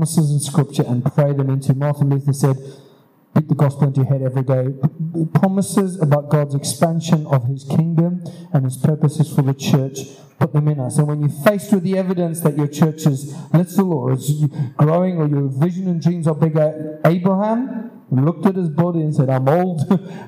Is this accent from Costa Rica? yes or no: no; Zimbabwe; moved away; where I grew up in Zimbabwe